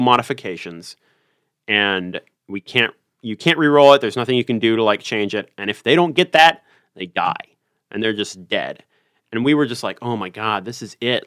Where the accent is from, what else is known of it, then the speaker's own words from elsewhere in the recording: Richmond, Virginia, United States; I'm from Richmond, Virginia